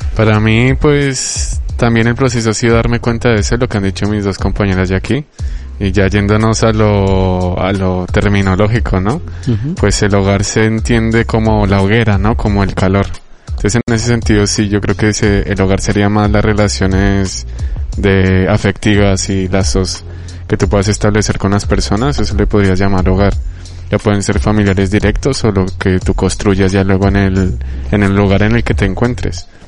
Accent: Colombia; now in Bilbao, Spain; mi país de origen Colombia

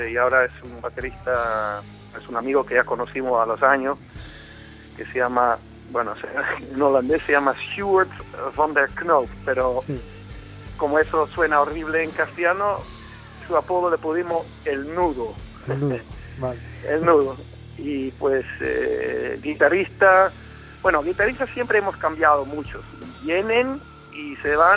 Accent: Colombia; born there; yo me, crié parcialmente en mi juventud en, eh, América Latina, nací en Colombia y siempre en mi casa había latinos o sea, el, castellano me salía, siempre me ha salido mucho mejor y mucho más fácil que el inglés

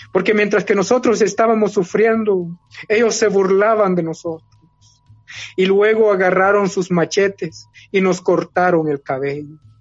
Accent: Guatemala; moved away as an adult; also born or lived in Switzerland; nosotros los mayas no hemos desaparecido

